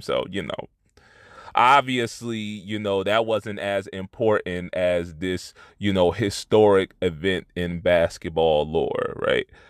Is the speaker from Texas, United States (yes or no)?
no; Trenton, New Jersey, United States; from my hometown, no less, uh, one of the only good things to come out of Trenton